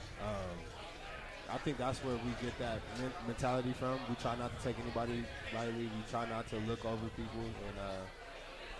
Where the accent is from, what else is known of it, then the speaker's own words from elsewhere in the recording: Tacoma, Washington, United States; moved away as an adult; now in Logan, United States; Tacoma, Washington